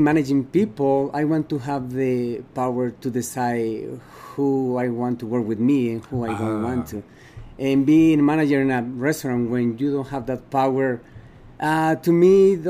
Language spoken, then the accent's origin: English; Guanajuato, Mexico; moved away as an adult; now in Utah, United States; I'm from Mexico. What part of Mexico? It's called Guanajuato. It's kind of center of Mexico.